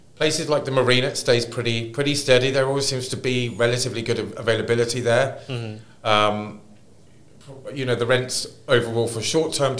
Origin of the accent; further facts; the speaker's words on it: London, United Kingdom; now in Dubai, United Arab Emirates; I'm from London